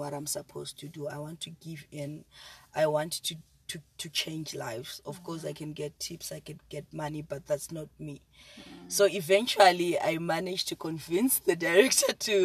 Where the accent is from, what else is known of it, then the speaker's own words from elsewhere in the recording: Zimbabwe; now in South Africa; I'm from Zimbabwe